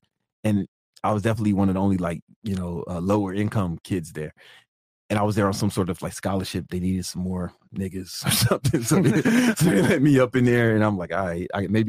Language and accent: English; Chicago, Illinois, United States; I'm from Southside Chicago